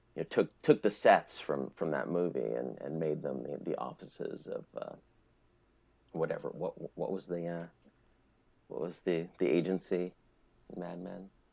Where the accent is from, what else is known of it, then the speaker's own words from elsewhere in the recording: Albany, New York, United States; now in Maine, United States; I'm from Albany